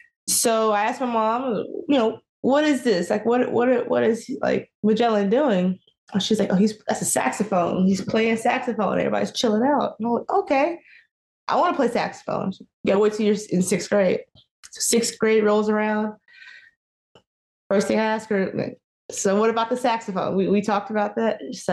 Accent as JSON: {"language": "English", "town": "Marietta", "region": "Georgia", "country": "United States", "tie": "born or raised there", "also_born_or_lived": "Oklahoma City, United States", "said": "I was born in Oklahoma, city, Oklahoma, the city part of Oklahoma. And we moved around a lot. So I claim Marietta, Georgia. So North Atlanta, that's where I spent a lot of my adolescence and grew up."}